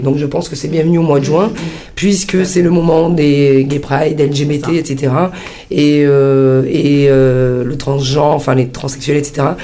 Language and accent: French; Sicily, Italy; chez nous en Sicile